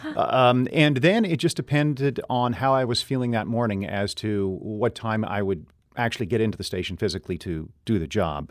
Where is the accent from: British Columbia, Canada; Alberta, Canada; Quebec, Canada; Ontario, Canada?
Ontario, Canada; Renfrew; now in St. Louis, United States; I grew up in a town of about 8,000 people, uh, mm-hmm. uh, Renfrew, Ontario, Canada.